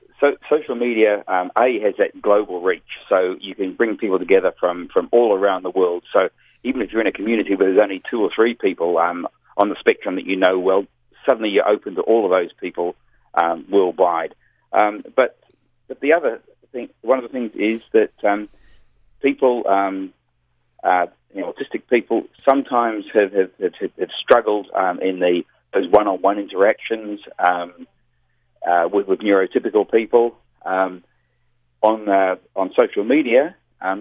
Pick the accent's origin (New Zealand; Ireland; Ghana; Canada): New Zealand; now in Australia; Yeah, I moved from New Zealand to Australia.